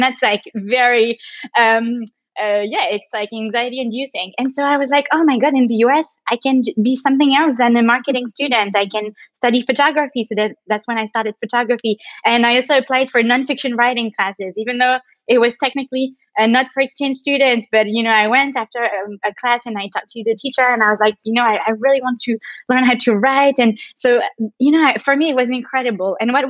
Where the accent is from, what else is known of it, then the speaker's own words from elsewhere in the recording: Paris, Île-de-France, France; also born or lived in New York; So I'm originally from Paris